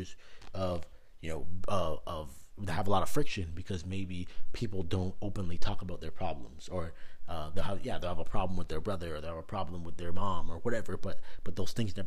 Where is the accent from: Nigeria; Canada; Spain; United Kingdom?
Canada; now in United States; growing up in Canada